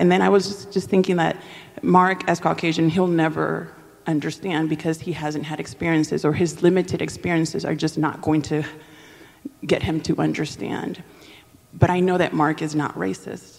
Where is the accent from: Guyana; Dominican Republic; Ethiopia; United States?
Dominican Republic; first language Spanish; English is a second language; moved away; I'm originally from the Dominican Republic, so Spanish is my, is my first language.